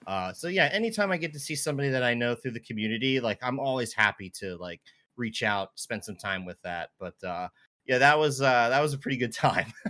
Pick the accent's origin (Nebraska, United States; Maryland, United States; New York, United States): Maryland, United States; just outside of Baltimore and DC; now in Seattle, United States; I grew up just outside of Baltimore and D C